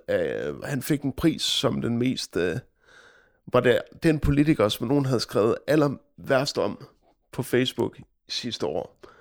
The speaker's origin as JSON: {"language": "Danish", "country": "Denmark", "said": "vi danskere"}